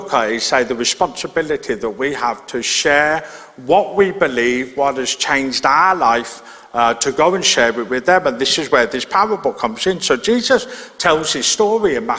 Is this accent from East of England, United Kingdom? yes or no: no; Birmingham, West Midlands, United Kingdom; I grew up in Birmingham, in inner city Birmingham, and so I didn't live near any farms